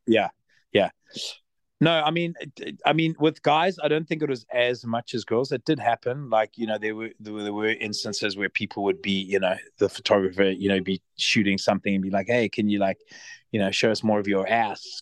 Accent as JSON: {"language": "English", "country": "Zimbabwe", "tie": "born or raised there", "also_born_or_lived": "South Africa", "moved": "yes", "lives_now": "Los Angeles, United States", "said": "I was from Zimbabwe"}